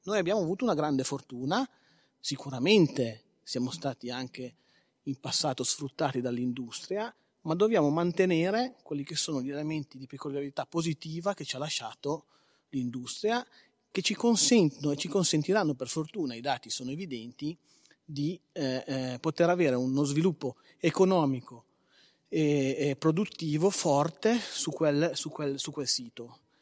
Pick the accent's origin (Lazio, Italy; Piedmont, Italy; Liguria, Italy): Liguria, Italy; Carcare; io sono di Carcare